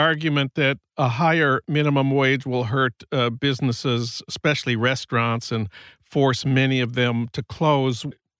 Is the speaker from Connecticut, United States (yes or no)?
no; St. Paul, Minnesota, United States; my hometown of St. Paul